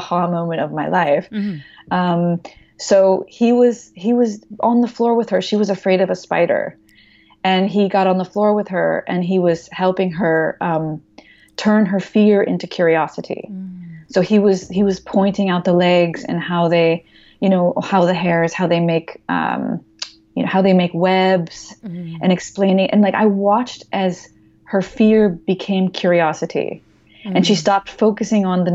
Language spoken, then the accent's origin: English; United States; I'm American